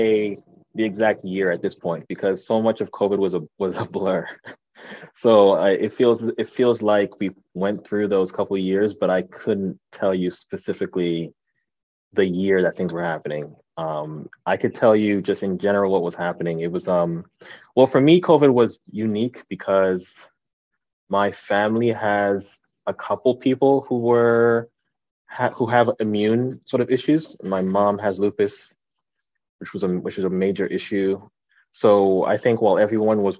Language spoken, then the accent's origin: English; New York City, New York, United States; also born or lived in The Bronx, New York; now in New Jersey, United States; I was born in the Bronx, raised in Brooklyn, and right now I live in New Jersey.